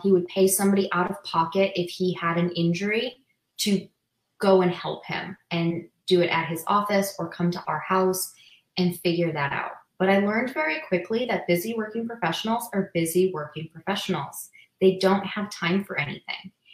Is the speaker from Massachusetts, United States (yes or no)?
yes; Massachusetts, United States; moved away as an adult; now in Las Vegas, United States; I'm originally from Massachusetts